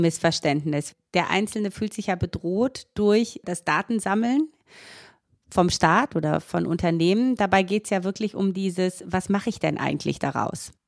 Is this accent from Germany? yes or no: no; Romania; moved away; Ich komme ja selber auch aus Rumänien